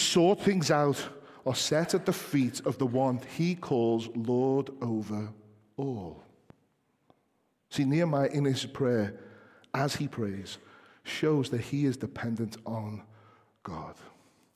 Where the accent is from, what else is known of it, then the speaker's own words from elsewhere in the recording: England, United Kingdom; us as English people